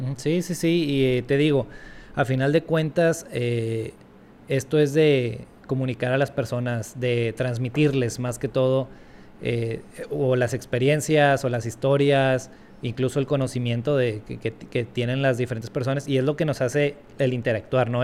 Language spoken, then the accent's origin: Spanish; Monterrey, Nuevo León, Mexico; yo aquí en México, creciendo en México, en Monterrey